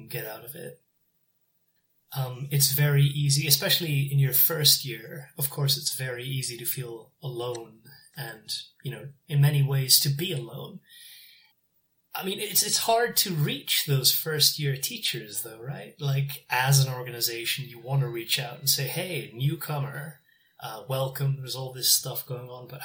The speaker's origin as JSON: {"language": "English", "town": "Newcastle upon Tyne", "region": "North East England", "country": "United Kingdom", "moved": "as an adult", "lives_now": "South Korea", "said": "I'm from Newcastle in England."}